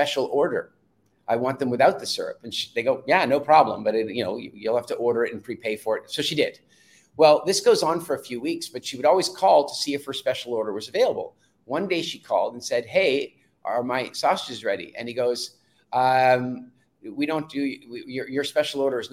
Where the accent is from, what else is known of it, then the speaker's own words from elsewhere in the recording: South Africa; I was born in South Africa.